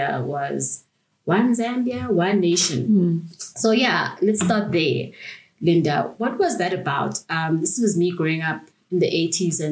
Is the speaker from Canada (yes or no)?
no; Eswatini; moved away; also born or lived in South Africa; I grew up in Swaziland